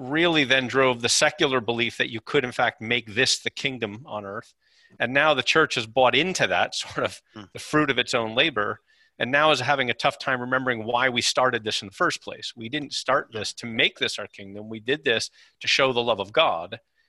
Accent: United States; as an American, a monolingual American

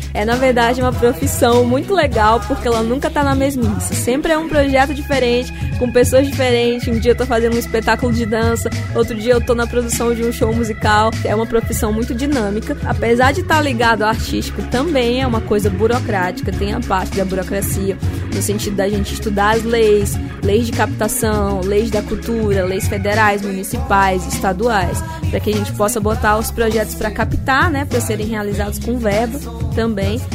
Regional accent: Maranhão, Brazil; eu sou maranhense, nascida aqui nessa terrinha maravilhosa

